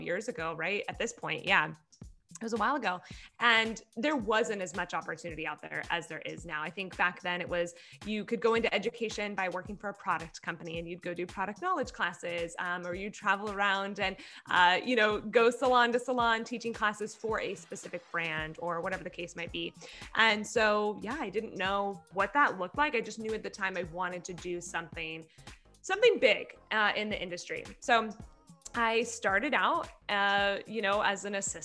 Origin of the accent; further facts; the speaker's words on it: Orange County, California, United States; I grew up in Orange County, California, literally have lived here my whole life